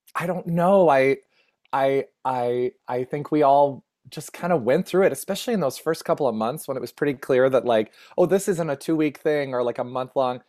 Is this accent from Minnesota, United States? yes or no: yes; Minnesota, United States; also born or lived in New Hope, Minnesota / Twin Cities; I grew up in Minnesota